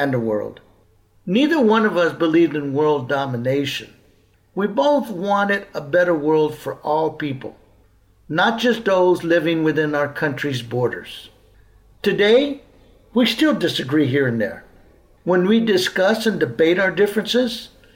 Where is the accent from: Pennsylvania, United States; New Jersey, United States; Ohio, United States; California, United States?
California, United States; Southern; We grew up in California, I in the South